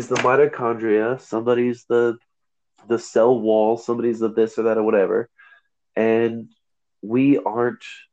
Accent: United States; I'm again first generation American, proud to be an American

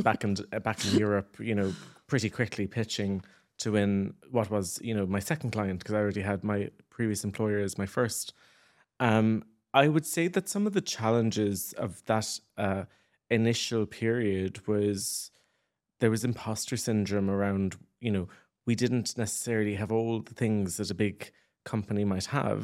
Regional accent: Ireland; moved away as an adult; as Irish people

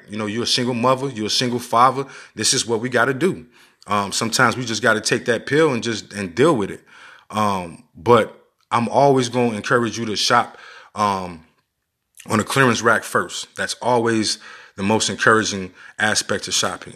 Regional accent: Chicago, Illinois, United States; I'm born and raised in Chicago

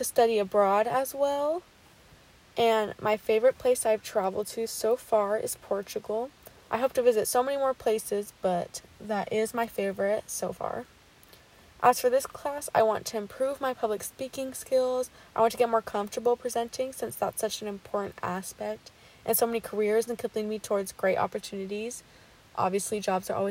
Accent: Elk Grove, California, United States; I'm from Elk Grove, California. I graduated from Franklin High School here

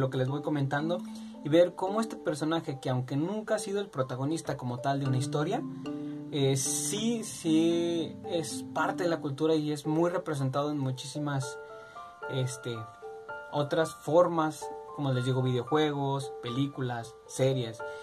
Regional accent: Mexico; yo siendo mexicano

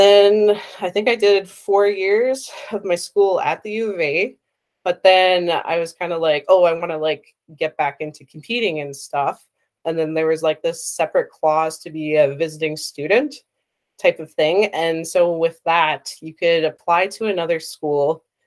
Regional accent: Edmonton, Alberta, Canada; also born or lived in Sherwood Park, Alberta; now in Saskatoon, Canada; I grew up in Edmonton, but I went to school in Sherwood Park, so that's like half an hour outside of Edmonton

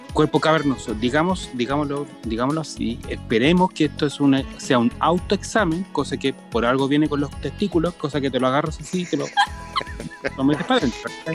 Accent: Chile; como chilenos

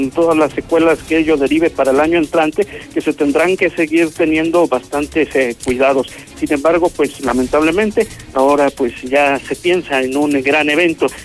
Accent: Mexico; Buenas tardes, yo soy la mexicana.

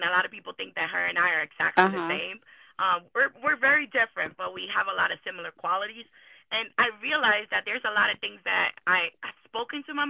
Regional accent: New York City, New York, United States; also born or lived in Dominican Republic; I'm from Washington Heights, Harlem, New York, really. I grew up there

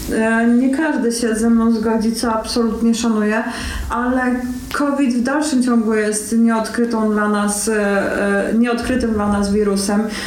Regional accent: Rzeszów, Subcarpathian Voivodeship, Poland; jestem rodowitą rzeszowianką

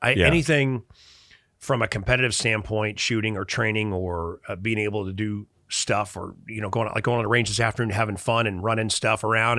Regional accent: Chicago, Illinois, United States; I grew up relatively destitute in Chicago.

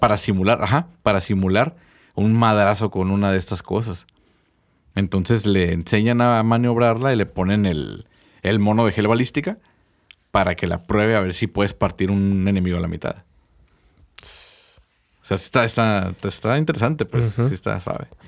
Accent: Mexico; mi pueblo o mis raíces mexicanas

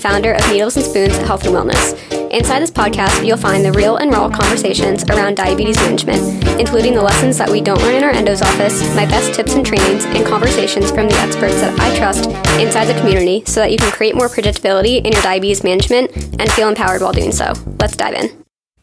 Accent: New Jersey, United States; I'm from Jersey

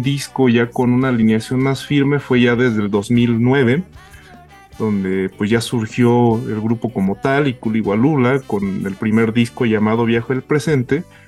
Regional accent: Mexico; nosotros como mexicanos

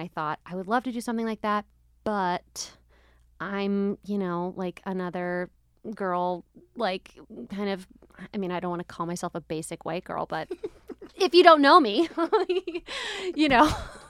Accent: Philadelphia, Pennsylvania, United States; you'll be getting some background into, you know, how I became the way I am, where I'm from, my family, growing up in Philadelphia.

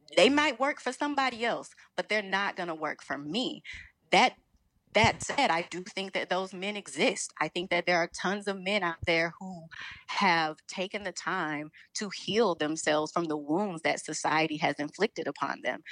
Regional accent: Chicago, Illinois, United States; also born or lived in New York; I'm from Chicago

